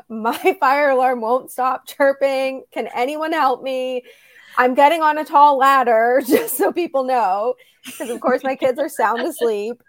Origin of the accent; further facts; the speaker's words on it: Midwest, United States; moved away as an adult; also born or lived in Florida; I'm from the Midwest